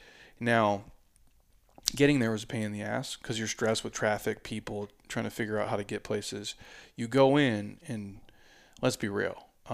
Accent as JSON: {"language": "English", "region": "Midwest", "country": "United States", "said": "I'm from the Midwest, but dude."}